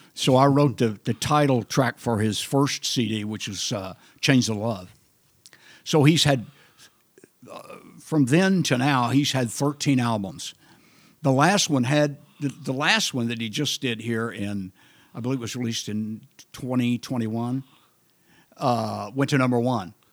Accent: Granville, Oklahoma, United States; also born or lived in Wichita Falls, Texas / Amarillo, Texas / San Diego, California / Los Angeles, California; now in Austin, United States; I grew up in Granville, Oklahoma

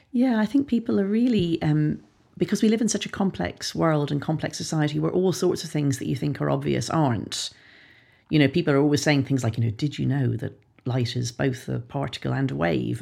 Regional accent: Ireland; Ireland, my home country

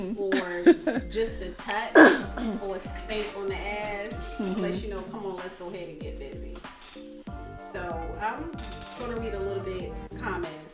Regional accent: South Carolina, United States; where are you from? I said, South Carolina.

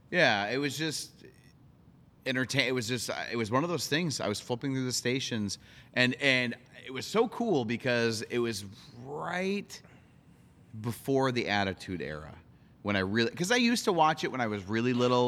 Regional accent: Monticello, Minnesota, United States; my hometown, uh, Monticello, Minnesota

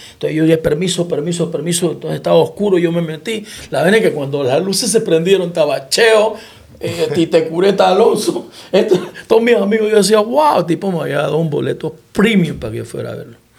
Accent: Panama; moved away as an adult; also born or lived in Santiago de Veraguas / Puerto Rico; yo soy panameño, que estoy acá en Puerto Rico

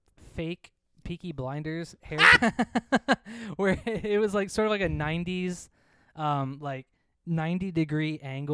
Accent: Philadelphia, Pennsylvania, United States; Now, you know, Chuck, that I'm from Philadelphia.

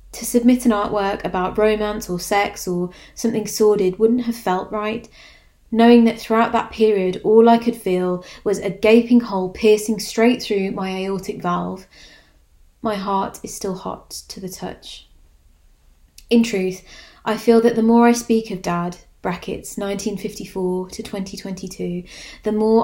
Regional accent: Walsall, West Midlands, United Kingdom; the gallery in my hometown I visited almost every weekend as a child

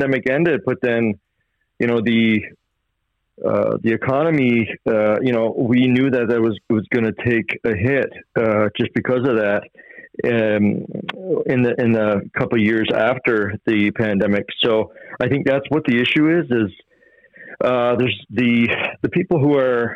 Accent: West Bay Centre, Newfoundland and Labrador, Canada; I grew up in West Bay Center, which is right across the bay from where I'm living right now, which is Fox Island River

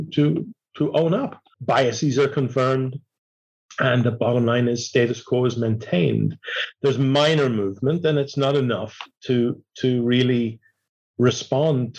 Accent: Ireland; moved away as an adult; also born or lived in Dublin, Ireland / Manchester, United Kingdom / London, United Kingdom / United States; I was born in Ireland 60 years ago. I was educated in Dublin, Manchester, London.

